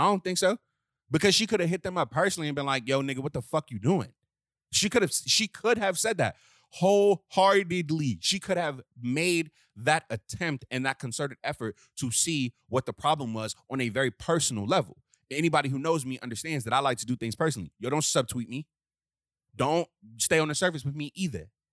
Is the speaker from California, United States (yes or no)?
no; Washington, District of Columbia, United States; I'm from Southeast D C